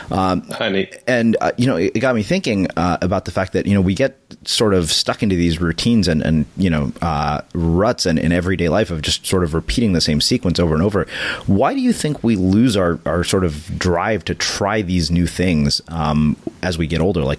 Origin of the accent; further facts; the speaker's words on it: Los Angeles, California, United States; I grew up in Los Angeles.